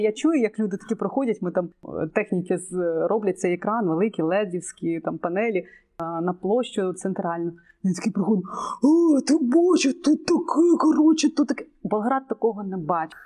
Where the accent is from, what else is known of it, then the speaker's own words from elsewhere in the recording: Ukraine; Я українська болгарка